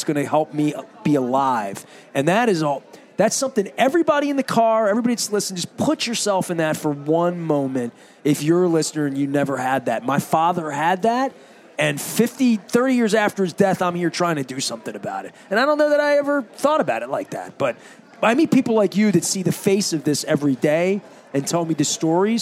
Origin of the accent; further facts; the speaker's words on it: Dundalk, Maryland, United States; I grew up in Dundalk in the 70s and 80s